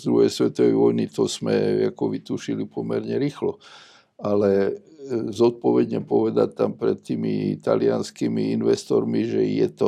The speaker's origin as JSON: {"language": "Slovak", "town": "Nitra", "region": "Nitra Region", "country": "Slovakia", "said": "som z Nitry a Nitra je vlastne takou bekov slovenských archeológov, keďže tam sídli archeologický ústav Slovenskej akadémie vied"}